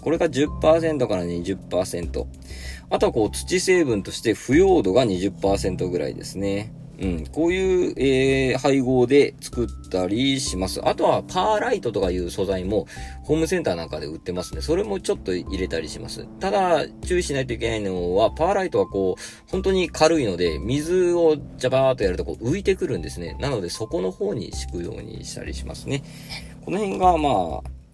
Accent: Satsumasendai, Kagoshima, Japan; 私の地元でもですね、毎年9月にですね、秋分の日の前日に、日本一の大綱引きが行

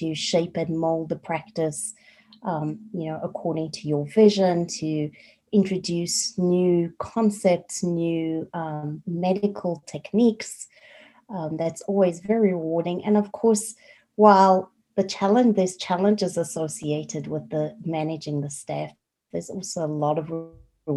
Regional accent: South Africa; moved away as an adult; also born or lived in Colorado, United States / Prescott, Arizona, United States; now in United States; I am originally from South Africa

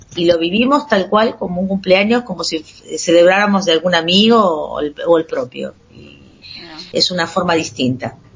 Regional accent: Argentina; yo soy argentino

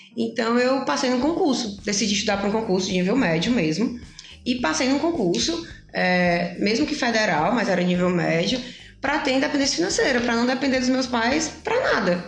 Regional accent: Pacajus, Ceará, Brazil; now in Fortaleza, Brazil; eu vim do interior, eu sou de Pacajus, não interior tão interior, região metropolitana, 50 quilômetros daqui

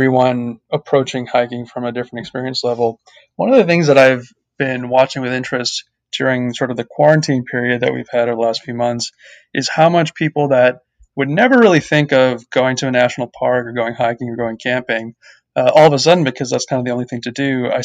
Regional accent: Boston, Massachusetts, United States; also born or lived in India / Cambridge, Massachusetts / Mumbai, India; I grew up in the Boston area. First, we were living in Cambridge, so more of a city environment. But then when I was in fourth grade, we moved out to the suburbs in central Massachusetts

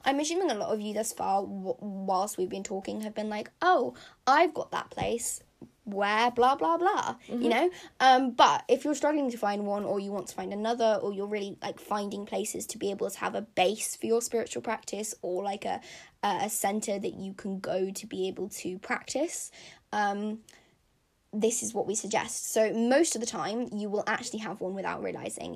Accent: London, United Kingdom; Hackney, which is where I was born in London, just has that nostalgia factor for me, and has that, like, childhood factor

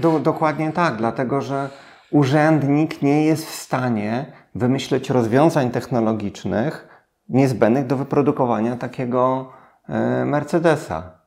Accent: Włocławek, Kuyavian-Pomeranian Voivodeship, Poland; Ja pochodzę z Włocławka, bezrobocie na poziomie 30%

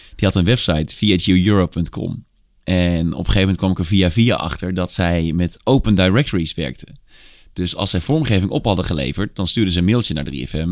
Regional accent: Tilburg, North Brabant, Netherlands; Ik ben opgegroeid in Tilburg

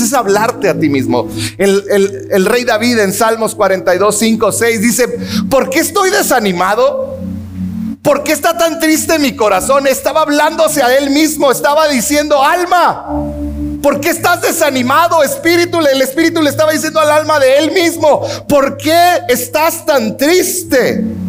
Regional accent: Mexico; como mexicanos

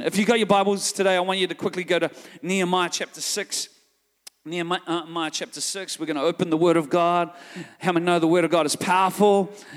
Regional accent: New Zealand; I'm from New Zealand

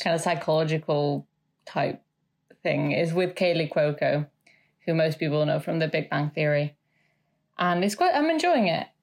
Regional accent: Mexico City, Mexico; now in United Kingdom; I'm from Mexico City.

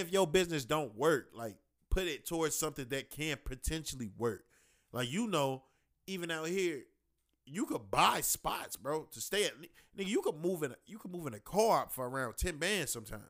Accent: Chicago, Illinois, United States; we from Chicago

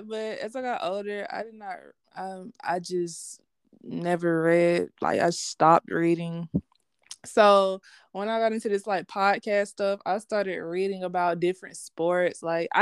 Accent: Columbus, Georgia, United States; I am from Columbus, Georgia, born and raised here

